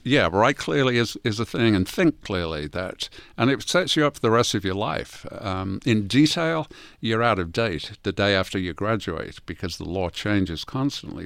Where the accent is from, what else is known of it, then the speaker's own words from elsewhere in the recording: England, United Kingdom; moved away; I'm from England.